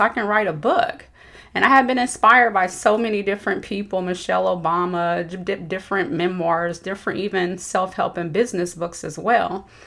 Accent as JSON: {"language": "English", "town": "Dayton", "region": "Ohio", "country": "United States", "tie": "born or raised there", "moved": "as an adult", "said": "I grew up in Dayton, Ohio."}